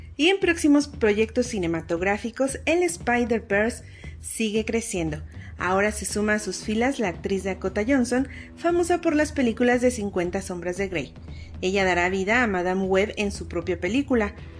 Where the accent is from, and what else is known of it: Mexico